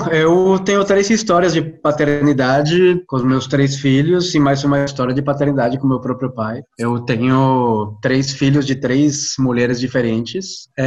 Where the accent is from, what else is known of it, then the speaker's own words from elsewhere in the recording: Colombia; Portuguese is a second language; isso que a Jo falou, eu sou colombiano, sou psicólogo